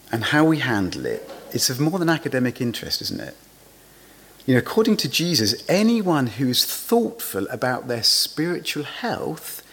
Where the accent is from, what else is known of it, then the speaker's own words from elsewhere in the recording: England, United Kingdom; being English, I was brought up to believe that there are some things that polite people never talk about